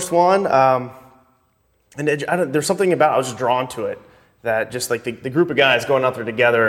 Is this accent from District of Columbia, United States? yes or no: no; Tennessee, United States; So I grew up in Tennessee. I'm from close to Nashville area, a little bit, about 50 miles south of it. So I grew up in very rural Tennessee, grew up on a river.